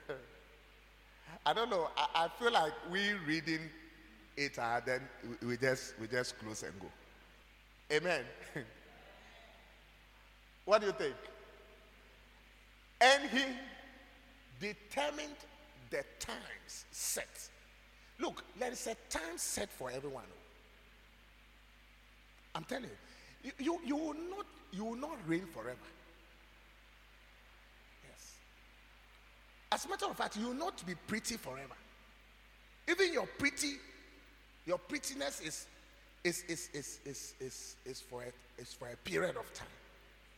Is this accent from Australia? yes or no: no; Ghana; I am proud to be a Ghanaian